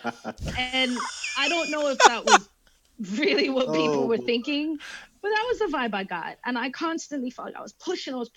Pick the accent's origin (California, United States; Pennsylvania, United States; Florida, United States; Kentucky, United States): Florida, United States; Miami; born or raised there; moved away as an adult; also born or lived in Grimsby, England; now in England